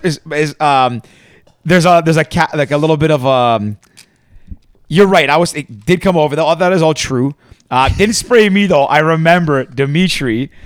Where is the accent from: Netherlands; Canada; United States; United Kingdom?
Canada; Toronto, Ontario